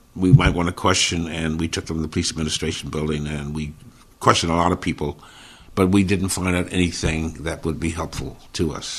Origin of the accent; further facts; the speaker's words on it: Philadelphia, Pennsylvania, United States; moved away as an adult; now in Connecticut, United States; born and raised in Philadelphia. I live in Connecticut. My family relocated here in 1980